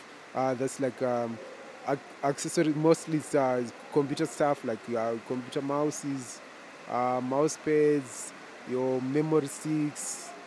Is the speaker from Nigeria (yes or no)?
no; Zimbabwe; moved away as an adult; I'm from Zimbabwe, right?